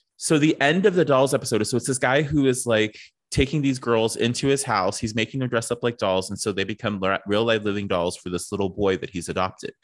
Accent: East Coast, United States; I grew up, like, you know, w, East Coast

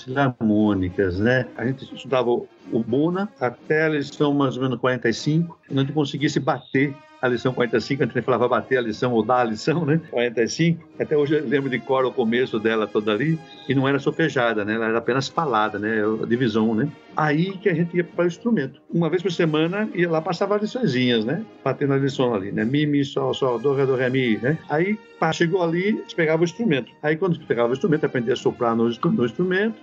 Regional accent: Piracicaba, São Paulo, Brazil; moved away as an adult; also born or lived in Bahia; now in Salvador, Brazil; Eu sou paulista, né? Eu sou de Piracicaba ali, próximo de Campinas. O sotaque ainda permanece, alguns conseguem reconhecer, outros já não mais.

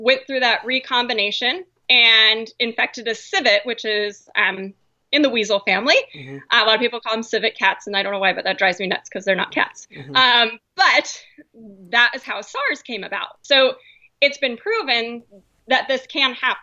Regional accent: Montana, United States; now in Idaho, United States; being in Idaho, I grew up in Montana

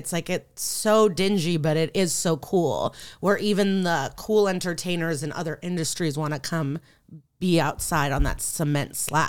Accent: Skokie, Illinois, United States; also born or lived in Odessa, Ukraine; I'm from Skokie, Illinois.

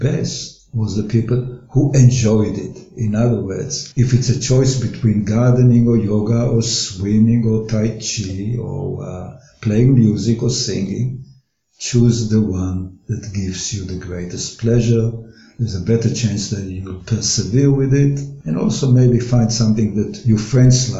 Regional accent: Israel; moved away as an adult; now in Australia; I was born in Israel

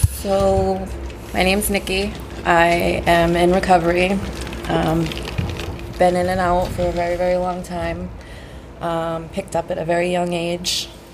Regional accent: Saugus, Massachusetts, United States; also born or lived in Malden, Massachusetts; I was born in Walden, moved to Saugus when I was 10

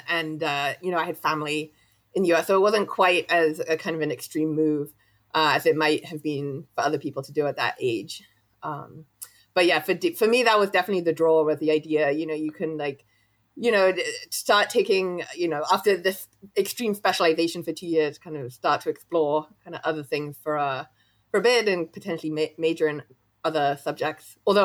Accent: London, United Kingdom; So I was born in London. I grew up for the first kind of 18 years of my life. I lived in London.

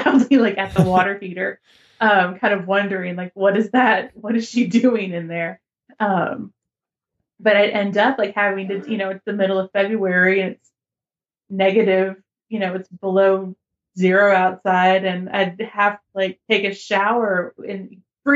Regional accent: United States; as an American

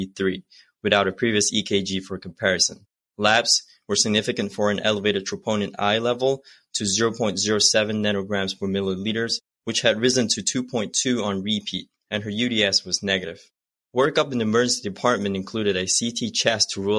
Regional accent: Malaysia; moved away as an adult; now in United States; I'm originally from Malaysia and I came to the States for internal medicine residency at Lankenau.

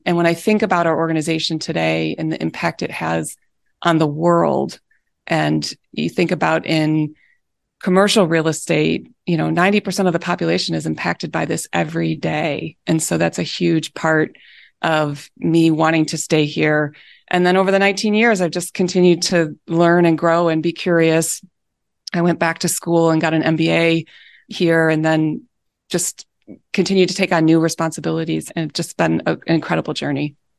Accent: Michigan, United States; moved away as an adult; also born or lived in Chicago; I had never, uh, moved away from growing up in Michigan

